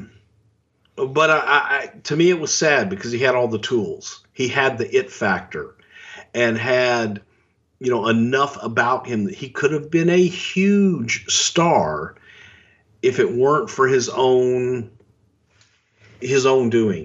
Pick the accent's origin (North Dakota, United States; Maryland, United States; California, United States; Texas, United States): Texas, United States; Houston; moved away; also born or lived in Connecticut; I was from Houston